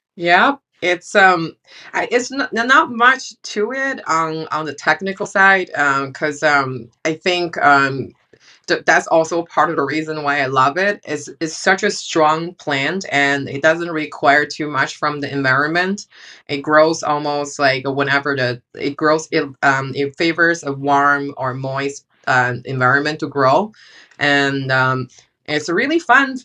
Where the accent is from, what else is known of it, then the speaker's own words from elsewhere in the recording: China; moved away; I grew up in China